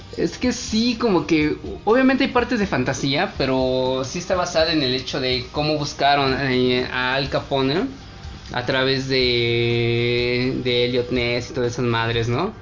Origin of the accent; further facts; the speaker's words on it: Mexico; siendo mexicanos